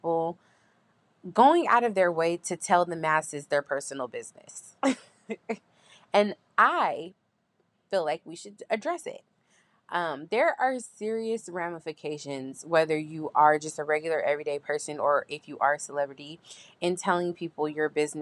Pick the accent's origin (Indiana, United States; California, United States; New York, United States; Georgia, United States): California, United States; San Diego; I'm a California native and I am from Southeast San Diego.